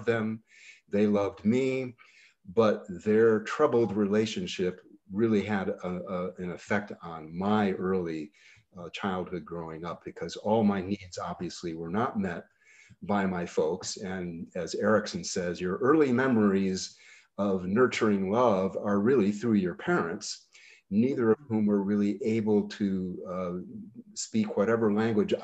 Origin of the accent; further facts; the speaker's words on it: Bennington, Vermont, United States; my growing up in Bennington and then in old Bennington, Vermont